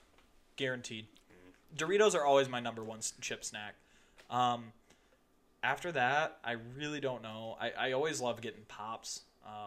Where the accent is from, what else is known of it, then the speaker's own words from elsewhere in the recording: Michigan, United States; growing up, we're from Michigan